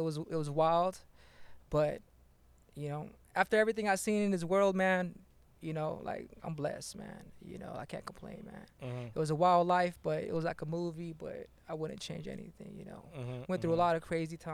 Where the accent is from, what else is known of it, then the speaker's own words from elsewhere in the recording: San Bernardino, California, United States; I'm from San Bernardino